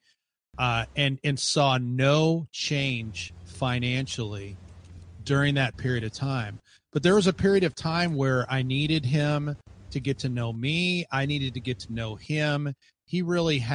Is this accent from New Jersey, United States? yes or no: no; Chicago, Illinois, United States; I grew up in the Chicago area